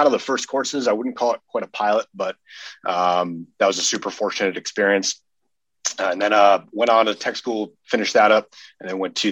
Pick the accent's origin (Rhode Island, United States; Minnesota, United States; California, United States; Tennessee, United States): Minnesota, United States; moved away as an adult; also born or lived in Idaho; I'm originally from Minnesota, so kind of an oddball coming into the Idaho unit